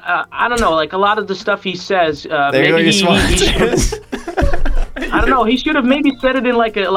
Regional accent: Netherlands; Yeah, well, I'm from a minority group. I'm from the Moluccan side, like the Indonesian colonization side

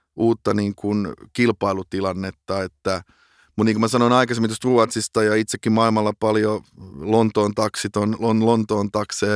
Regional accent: Finland; moved away as an adult; also born or lived in Amsterdam, Netherlands / London, United Kingdom; kun mä tulin takaisin Suomeen

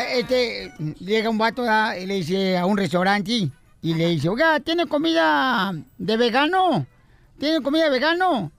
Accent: Ocotlán, Jalisco, Mexico; now in United States; allá en Ocotlán, Jalisco, mi tierra natal

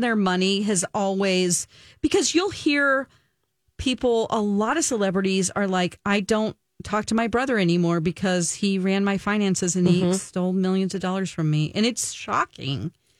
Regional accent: California, United States; I'm from California

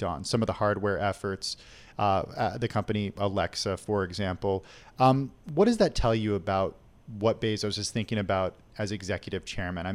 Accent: California, United States; moved away; I'm a Californian

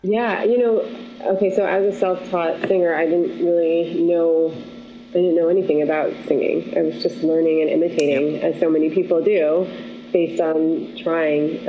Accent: Syracuse, New York, United States; moved away; also born or lived in Los Angeles / Costa Rica; I'm from Syracuse, New York

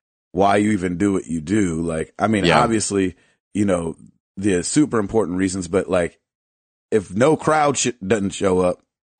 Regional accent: Kalamazoo, Michigan, United States; I told you I was from Kalamazoo.

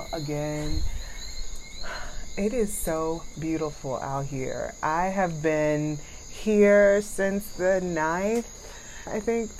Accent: United States; moved away as an adult; now in Dominica; As an American

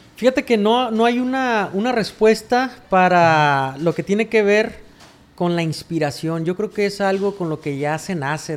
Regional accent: Rosario, Sinaloa, Mexico; Yo soy nativo de un ranchito que se llama El Tablón 1, Las Cruces cuata Rosario, Sinaloa

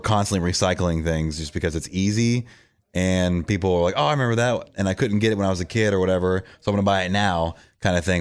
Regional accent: Florida, United States; moved away as an adult; also born or lived in San Francisco, California; now in Nashville, United States; I was born and raised in Florida, but I became a man in California because that's where I moved there in my early twenties

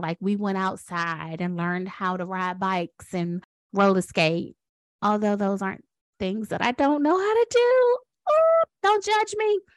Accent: Washington, District of Columbia, United States; now in North Carolina, United States; I am a proud Washingtonian. So I was born and raised in Washington, D C

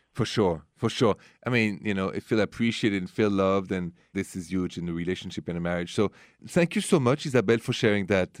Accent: France; accent: thick French; English is a second language; moved away; my French thick accent

